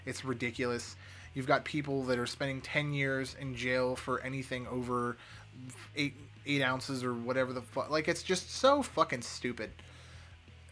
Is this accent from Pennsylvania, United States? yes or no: yes; Pittsburgh, Pennsylvania, United States; my hometown of Pittsburgh, PA